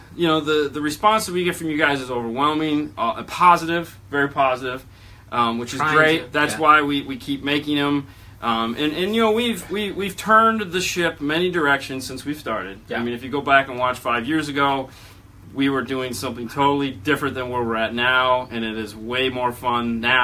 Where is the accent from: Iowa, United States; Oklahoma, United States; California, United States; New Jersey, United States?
California, United States; He's from Ohio, I'm from California.